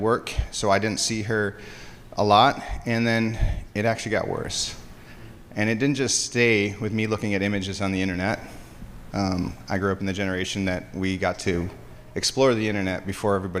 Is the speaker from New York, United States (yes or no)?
no; Hudsonville, Michigan, United States; I grew up in West Michigan. I grew up in Hudsonville